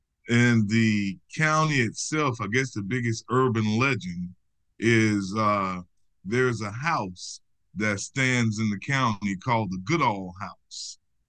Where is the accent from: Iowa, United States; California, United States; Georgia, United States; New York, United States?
Georgia, United States; born or raised there